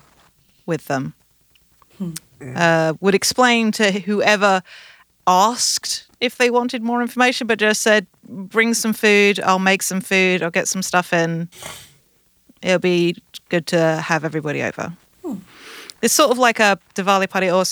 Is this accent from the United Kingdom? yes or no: yes; United Kingdom; I'm British